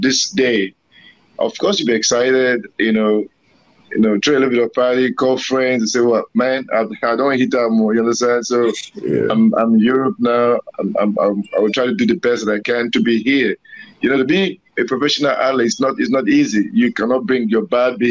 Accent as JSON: {"language": "English", "country": "Nigeria", "tie": "born or raised there", "said": "we all grew up in the streets back in Nigeria"}